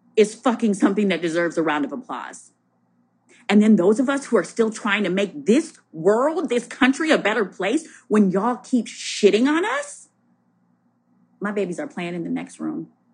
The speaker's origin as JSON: {"language": "English", "region": "Minnesota", "country": "United States", "moved": "yes", "lives_now": "Alexandria, Virginia, United States", "said": "I'm from Minnesota, don't judge the way I say roof"}